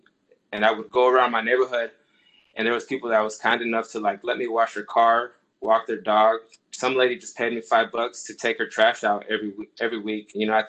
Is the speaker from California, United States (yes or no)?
yes; Los Angeles, California, United States; also born or lived in Moreno Valley / Orange County; So I was born in Los Angeles area. We lived in Compton. From there, we moved to Moreno Valley, California, came into Orange County, California.